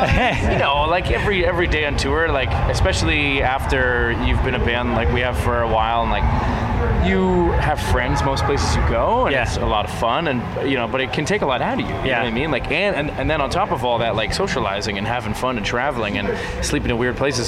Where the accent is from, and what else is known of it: Toronto, Ontario, Canada